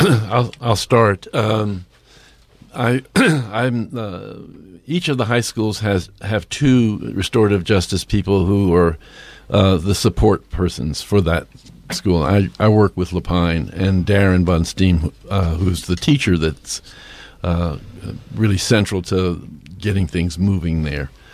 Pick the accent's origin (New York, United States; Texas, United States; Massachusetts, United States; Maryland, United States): New York, United States; New York City; now in Bend, United States; I am from New York City